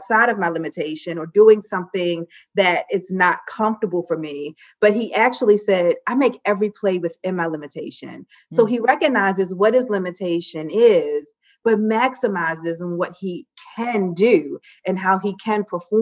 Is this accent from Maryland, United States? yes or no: yes; Baltimore, Maryland, United States; I'm from Baltimore